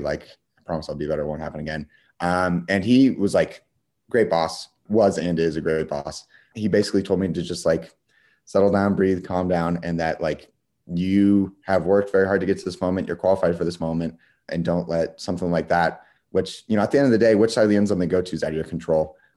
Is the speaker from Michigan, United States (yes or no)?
no; Wichita, Kansas, United States; I'm from Wichita